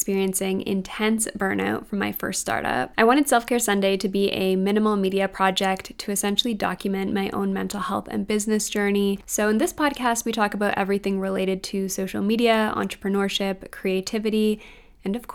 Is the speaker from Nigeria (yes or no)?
no; Canada; as a Canadian shopping online at US stores